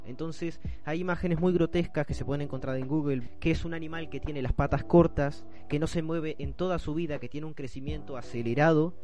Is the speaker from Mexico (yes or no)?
no; Melo, Cerro Largo, Uruguay; de la ciudad de Melo, mi ciudad natal